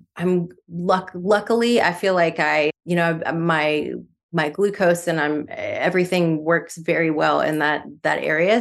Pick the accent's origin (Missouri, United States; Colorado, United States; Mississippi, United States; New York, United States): Mississippi, United States; I'm from Mississippi, and I grew up on, my grandfather used to sell pecans out of his car shop